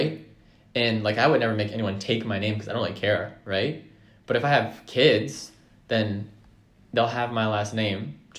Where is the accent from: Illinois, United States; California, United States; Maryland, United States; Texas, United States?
Maryland, United States; Howard County; I am from Howard County